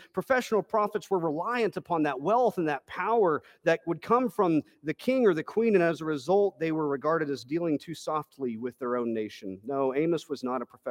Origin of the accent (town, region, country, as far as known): Texas, United States